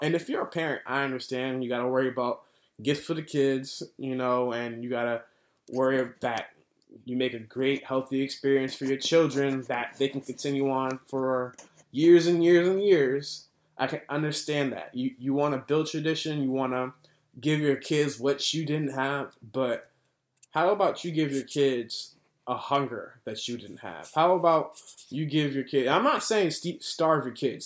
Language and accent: English; United States; as an American